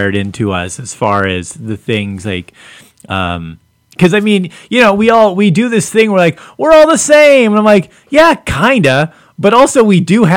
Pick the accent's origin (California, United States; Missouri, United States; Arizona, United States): California, United States; Los Angeles; also born or lived in Phoenix / Las Vegas / San Antonio; now in US Northwest; I grew up in South Central LA and like in the 80s